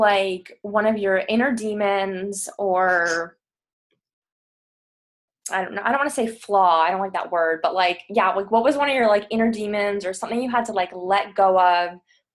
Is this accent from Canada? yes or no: yes; Toronto, Ontario, Canada; moved away as an adult; I'm also Canadian. I'm from the East Coast, Toronto